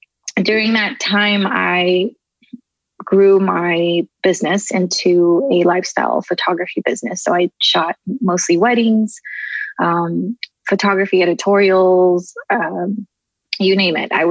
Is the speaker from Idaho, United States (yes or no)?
no; Southern California, United States; also born or lived in Tokyo, Japan; we immigrated here when I was about 3 to California. Been living here ever since. And I just kind of grew up in different neighborhoods